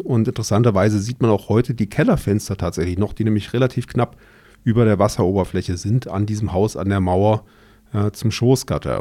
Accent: Germany; also born or lived in Pforzheim; wir als Deutsche

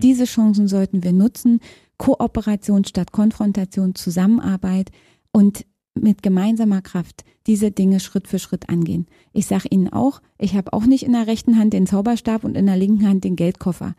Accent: Fürstenwalde, Brandenburg, Germany; moved away as an adult; also born or lived in Frankfurt (Oder); now in Berlin, Germany; Ich bin geboren in Frankfurt an der Oder, bin dann in der Nähe von Fürstenwalde Spree aufgewachsen, habe in Fürstenwalde mein Abitur gemacht und bin nach dem Abitur nach Berlin gegangen.

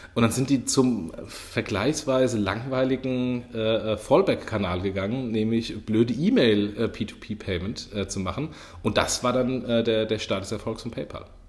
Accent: Lower Franconia, Bavaria, Germany; accent: Hessian; moved away; also born or lived in Hesse; ich bin ein Unterfranke. Ähm, zwar mit einem okay. hessischen Dialekt, äh, aber ich bin immer noch ein gebürtiger Unterfranke

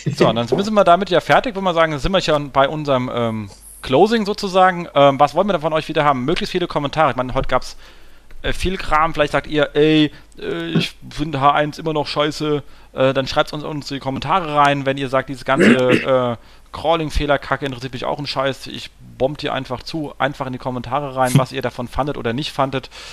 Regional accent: Hesse, Germany; als Hesse

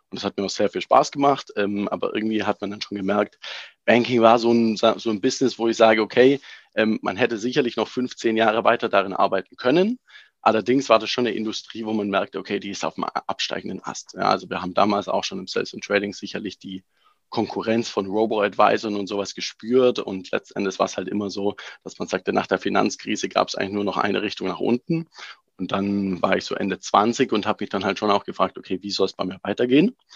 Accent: Germany; moved away as an adult; now in France; Wie bin ich da hingekommen als äh, Deutscher letzten Endes und jetzt in Frankreich lebend und arbeitend?

